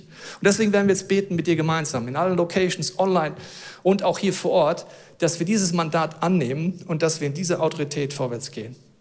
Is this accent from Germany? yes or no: yes; Germany; wir sind Deutsche.